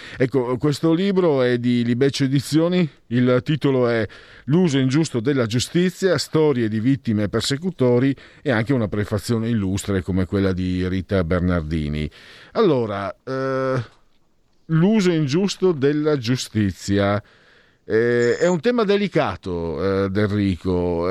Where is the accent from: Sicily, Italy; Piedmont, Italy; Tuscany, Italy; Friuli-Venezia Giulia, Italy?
Friuli-Venezia Giulia, Italy; moved away; Io vengo dalla provincia del Rico, quella friulana, no? più profonda